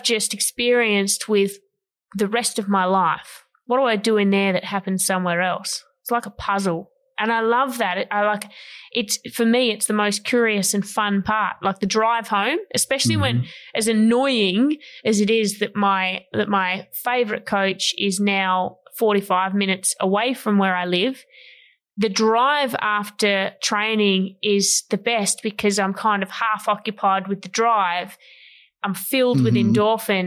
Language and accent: English; Ulverstone, Tasmania, Australia; my Tassie people